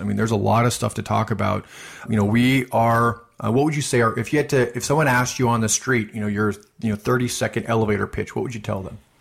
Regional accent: Midwest, United States; I'm from the Midwest

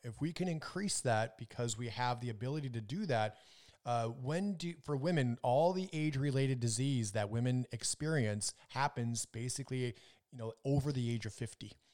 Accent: Minnesota, United States; I was growing up in Minnesota

